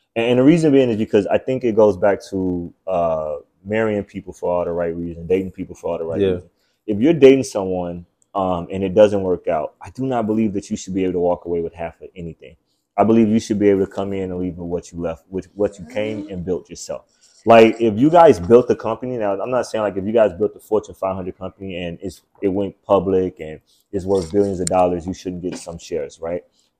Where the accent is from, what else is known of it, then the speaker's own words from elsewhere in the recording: Chicago, Illinois, United States; I'm from Chicago, right? And it's like the fatherless city